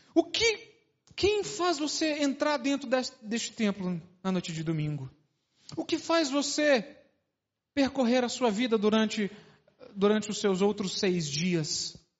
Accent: Brasília, Federal District, Brazil; also born or lived in Uberlândia; sou de Brasília

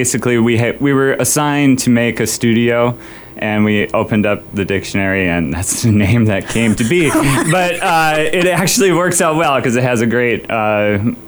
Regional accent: Bemidji, Minnesota, United States; also born or lived in Florida / Los Angeles / Chicago; I grew up in Bemidji

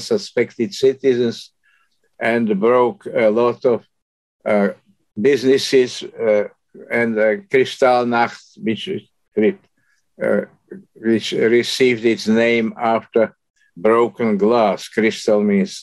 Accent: Slovakia; moved away as an adult; also born or lived in Canada / United States; now in Kingston, NY, United States; I was born in Czechoslovakia, Slovak part, in 1929

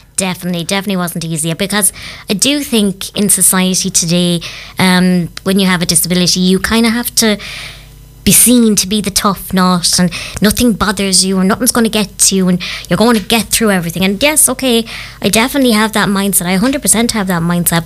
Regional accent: County Clare, Munster, Ireland; I am originally from County Clare

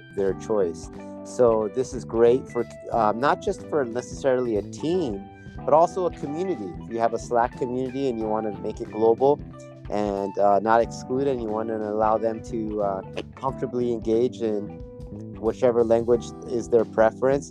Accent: United States; moved away as an adult; now in Seoul, South Korea; I'm an American. I've been living in Korea for the past 10 years

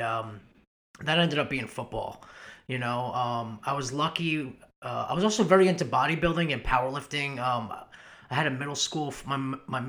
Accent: Long Island, New York, United States; moved away as an adult; also born or lived in Louisville, Kentucky; I was born in Long Island, New York. I was born and raised there

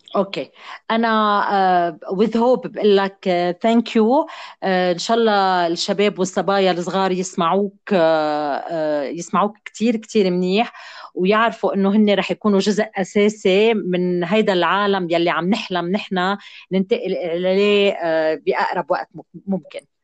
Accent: Lebanon

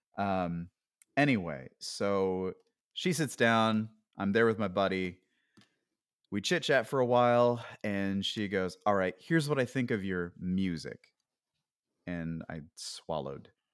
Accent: Pennsylvania, United States; moved away as an adult; I grew up in Pennsylvania, uh, and I didn't really leave the state very much

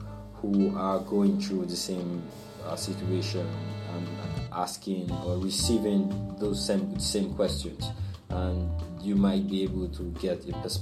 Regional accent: Nigeria; moved away as an adult; now in Malaysia; I'm from Nigeria

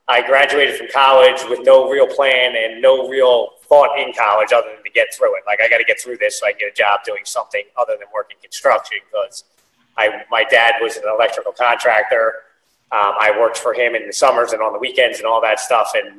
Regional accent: Philadelphia, Pennsylvania, United States; born and raised in Philadelphia

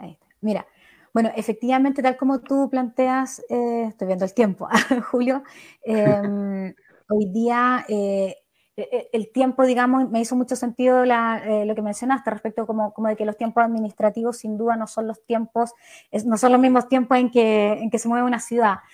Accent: Coyhaique, Aysén, Chile; coyaiquinas, ayseninas, madre, socióloga de profesión

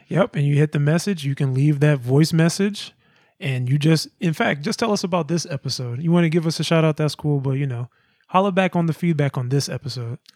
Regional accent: Georgia, United States; where I come from, in Georgia where I was born

